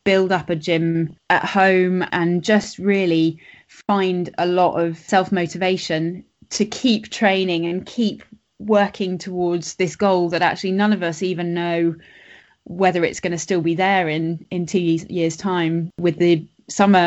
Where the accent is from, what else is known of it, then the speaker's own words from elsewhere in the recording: Switzerland; moved away; I grew up in Switzerland